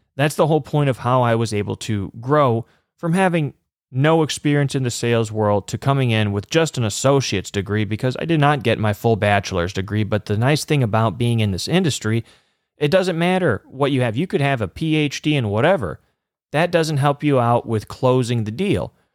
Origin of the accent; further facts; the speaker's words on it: Chicago, Illinois, United States; I'm from the Chicagoland area